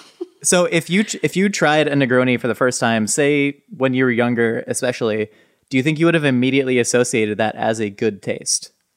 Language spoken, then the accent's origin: English; Southern California, United States; growing up in Southern California